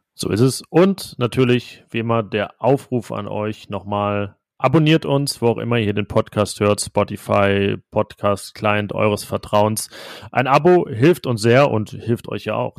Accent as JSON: {"language": "German", "region": "North Rhine-Westphalia", "country": "Germany", "said": "ich als Niederrheiner"}